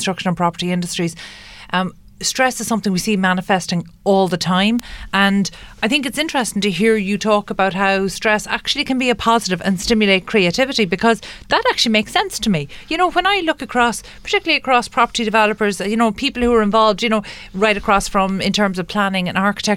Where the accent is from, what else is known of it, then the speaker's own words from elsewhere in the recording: Ireland; As Irish people